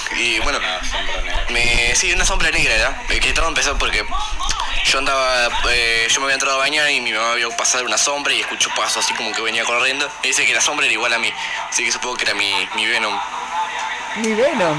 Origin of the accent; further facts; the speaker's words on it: Buenos Aires, Argentina; accent: Buenos Aires; soy de Buenos Aires, que es la provincia argentina en donde tiene más marcado el acento este de que hablamos.